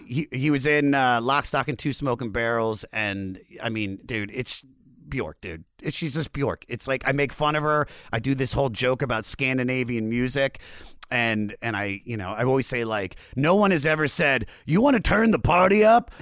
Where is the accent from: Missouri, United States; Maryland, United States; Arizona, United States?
Maryland, United States; Germantown; moved away as an adult; also born or lived in Baltimore, Maryland; now in Los Angeles, United States; I, I was born in Germantown, but, and I lived in Baltimore for seven years.